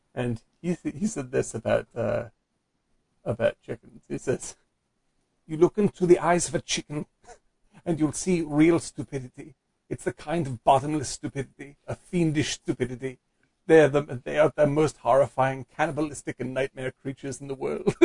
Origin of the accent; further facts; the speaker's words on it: Cape Cod, Massachusetts, United States; I'm from Cape Cod